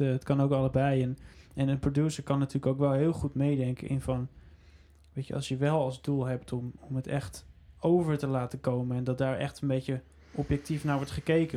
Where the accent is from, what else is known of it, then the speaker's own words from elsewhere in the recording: Netherlands; zijn we Nederlanders